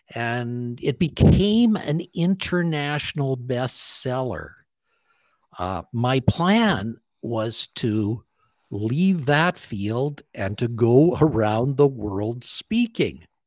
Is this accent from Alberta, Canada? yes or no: yes; Calgary, Alberta, Canada; I grew up in Calgary, Alberta, Canada